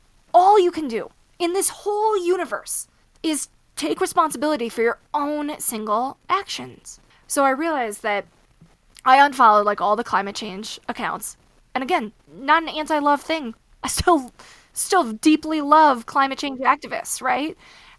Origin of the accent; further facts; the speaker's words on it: Midwest, United States; So I grew up with horses, right? I grew up in the Midwest. I grew up riding